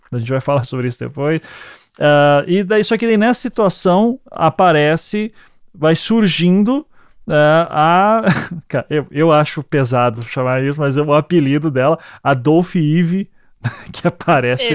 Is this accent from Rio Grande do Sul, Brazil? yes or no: no; Paraná, Brazil; eu, nós somos aqui do Paraná